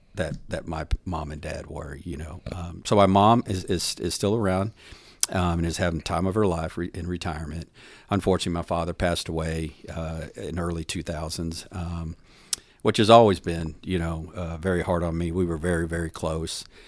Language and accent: English; Houston, Texas, United States; now in Dallas, United States; I grew up in Houston.